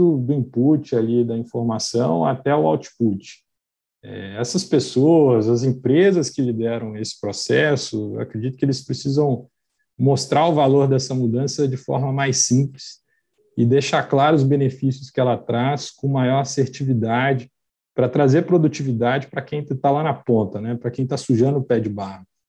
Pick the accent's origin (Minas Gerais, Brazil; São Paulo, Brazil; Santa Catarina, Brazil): Minas Gerais, Brazil; Belo Horizonte; accent: mineiro; eu sou mineiro de Belo Horizonte, sotaque condena, né, entrega